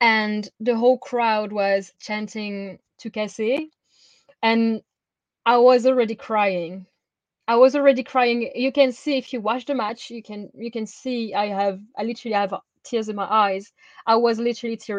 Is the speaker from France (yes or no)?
yes; France; As French people, as French wrestlers, and I grew up seeing women in France.